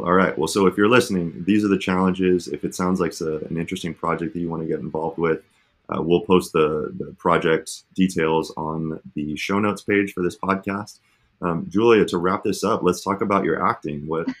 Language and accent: English; Phoenix, Arizona, United States; I grew up in Phoenix, Arizona